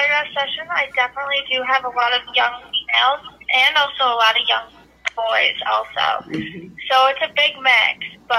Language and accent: English; Wisconsin, United States; I'm also from Wisconsin.